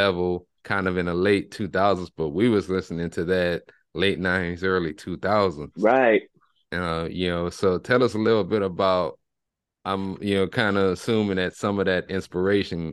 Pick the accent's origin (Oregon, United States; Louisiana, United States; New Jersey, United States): Louisiana, United States; Lafayette; I'm originally from Lafayette, Louisiana